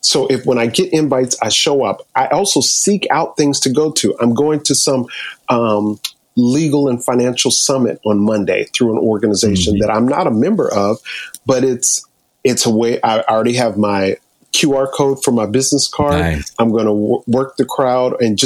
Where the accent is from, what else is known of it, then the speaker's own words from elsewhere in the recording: New York, United States; I'm from New York.